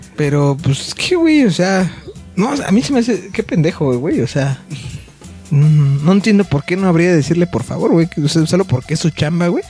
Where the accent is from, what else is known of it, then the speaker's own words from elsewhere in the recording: Mexico; soy mexa, güey. Soy bien mexicano